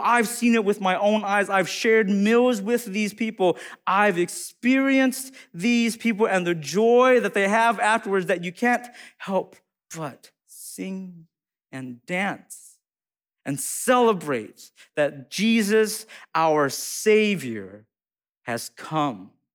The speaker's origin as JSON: {"language": "English", "country": "United States", "said": "I'm Hmong American"}